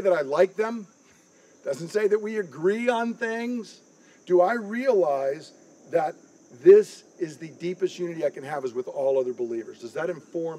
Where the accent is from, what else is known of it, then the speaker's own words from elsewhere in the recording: United States; I am an American